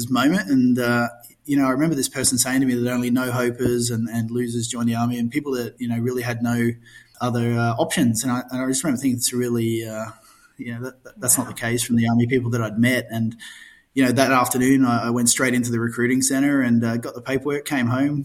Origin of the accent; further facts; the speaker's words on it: Darwin, Northern Territory, Australia; also born or lived in Alice Springs; I was born in Alice Springs. I think I'm one of the 10 people ever to claim that, and grew up in Darwin